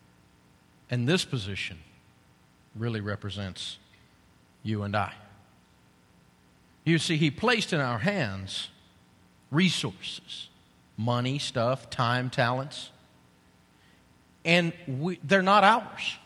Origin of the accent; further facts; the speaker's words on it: Tennessee, United States; I'm from Tennessee